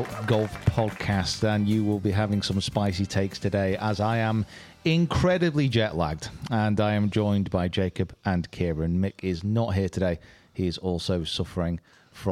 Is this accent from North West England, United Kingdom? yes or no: yes; Preston, North West England, United Kingdom; I'm from Preston